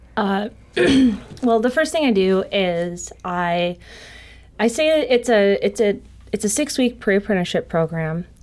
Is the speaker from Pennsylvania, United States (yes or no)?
no; Joliet, Illinois, United States; I'm originally from Joliet, Illinois